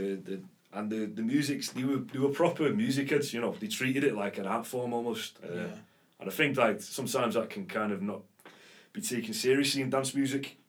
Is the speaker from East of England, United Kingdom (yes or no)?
no; Warrington, North West England, United Kingdom; also born or lived in Liverpool / Amsterdam; being from Warrington